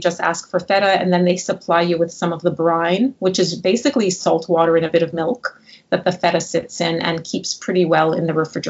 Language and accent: English; Montreal, Quebec, Canada; I'm from Montreal.